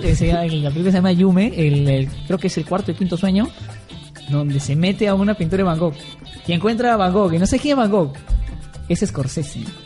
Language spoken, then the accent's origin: Spanish; Peru; en, el Perú y en Trujillo y en todos lados, que somos este peruano que que odia al otro peruano